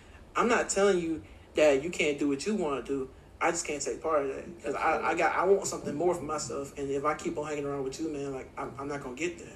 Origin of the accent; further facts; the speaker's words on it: Lake City, Florida, United States; Lake City, Florida. 386